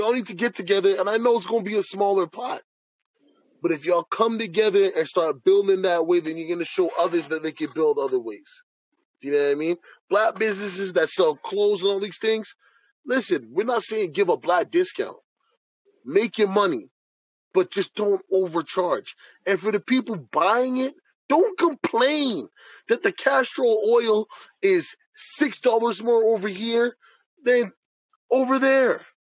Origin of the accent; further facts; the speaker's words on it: Jamaica; Even when it comes to I'm Jamaican, she's Haitian.